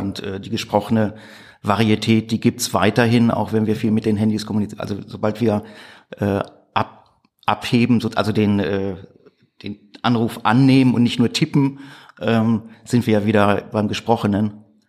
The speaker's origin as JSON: {"language": "German", "town": "Gladbeck", "region": "North Rhine-Westphalia", "country": "Germany", "tie": "born or raised there", "also_born_or_lived": "Gelsenkirchen", "said": "Ich äh, komme aus Gladbeck in Westfalen. Da bin ich 1977 geboren worden."}